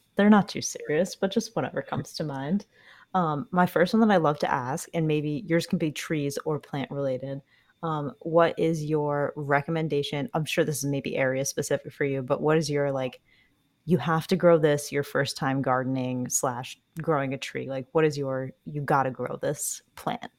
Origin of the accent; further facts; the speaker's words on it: New England, United States; I grew up in New England